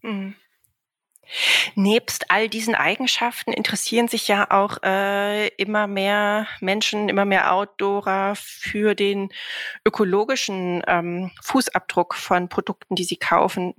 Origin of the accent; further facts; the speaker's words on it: Northern Germany, Germany; im Norden, da in meiner Heimat